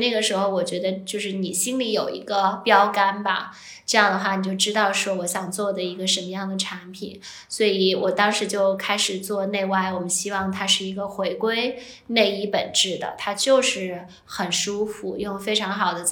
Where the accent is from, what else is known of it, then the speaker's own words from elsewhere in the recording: Shanghai, China; moved away as an adult; also born or lived in Hong Kong / United States; 我是呃出生在上海